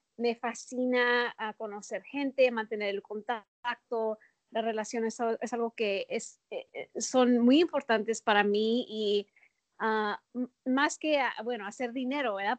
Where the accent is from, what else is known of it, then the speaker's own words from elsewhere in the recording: El Paso, Texas, United States; moved away as an adult; also born or lived in Minneapolis / Chicago; Yo nací en El Paso. Ah, crecí en El Paso